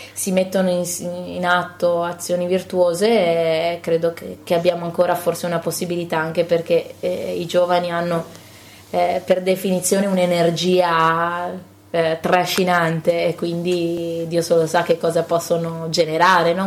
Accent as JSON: {"language": "Italian", "area": "Cadore", "region": "Veneto", "country": "Italy", "tie": "born or raised there", "said": "io sono nata in Cadore, quindi, appunto, le radici sono comuni"}